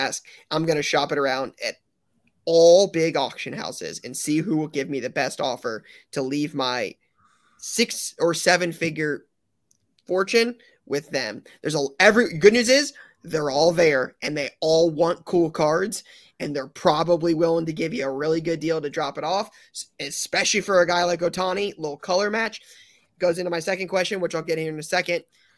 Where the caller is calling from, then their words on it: Sweden; English is a second language; I'm traveling over from Sweden to be on my first national trip, looking forward to a lot of the experiences.